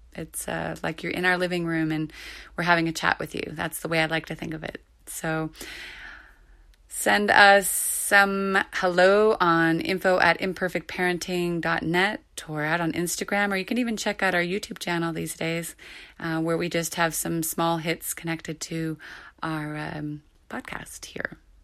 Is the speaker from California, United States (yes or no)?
yes; California, United States; moved away as an adult; also born or lived in Australia; now in Prague, Czech Republic; I'm from California